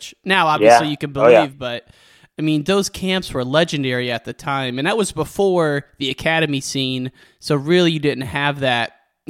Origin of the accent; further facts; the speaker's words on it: Western Illinois, United States; I grew up in Western Illinois and there's a lot of wrestling going on there